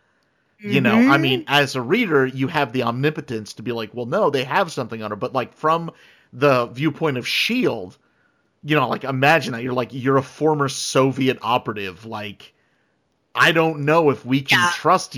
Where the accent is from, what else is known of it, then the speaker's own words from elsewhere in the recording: New Jersey, United States; I'm from New Jersey